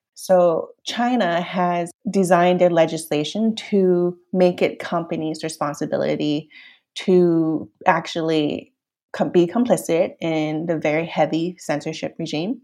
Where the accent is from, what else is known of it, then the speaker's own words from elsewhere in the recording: Canada; also born or lived in Hong Kong; raised in Canada